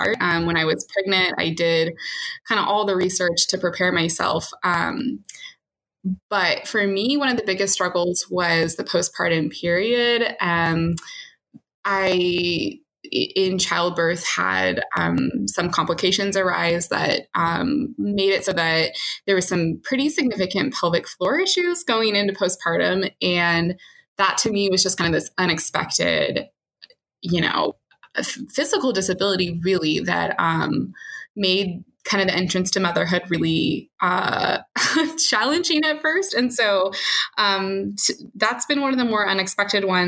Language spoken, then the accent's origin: English; California, United States; also born or lived in East Coast; I grew up in California